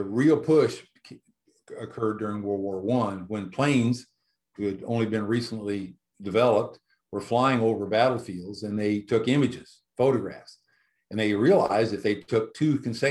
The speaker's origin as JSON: {"language": "English", "region": "Illinois", "country": "United States", "tie": "born or raised there", "moved": "as an adult", "lives_now": "South Carolina, United States", "said": "I was born in Illinois, got my PhD at the University of Illinois"}